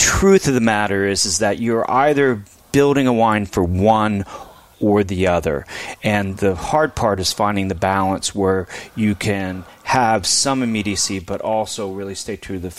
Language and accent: English; Pennsylvania, United States; also born or lived in upstate New York